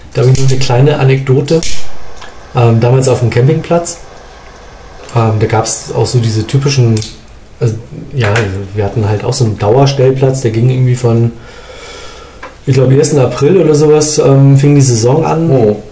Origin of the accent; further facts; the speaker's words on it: Hamburg, Germany; moved away as an adult; now in Munich, Germany; als ich nach München gekommen bin, mhm. als Hamburger, mhm. als Hamburger